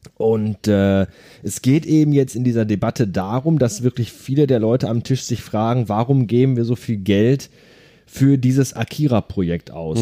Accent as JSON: {"language": "German", "area": "Ruhr area", "region": "North Rhine-Westphalia", "country": "Germany", "said": "hier bei uns im Ruhrgebiet"}